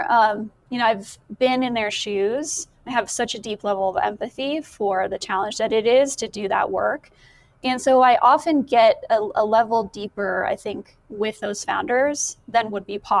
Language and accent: English; Boulder, Colorado, United States; I grew up in Boulder. And so I've been here a really long time.